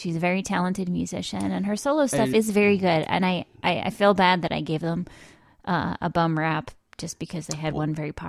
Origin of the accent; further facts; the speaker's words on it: New England, United States; also born or lived in Baltimore area; now in Baltimore, United States; I'm from New England